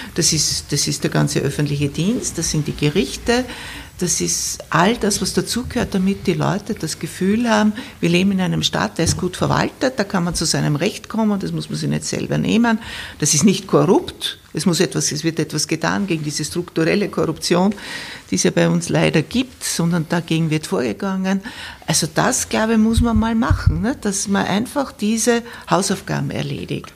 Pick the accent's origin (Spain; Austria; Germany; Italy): Austria; bei uns in Österreich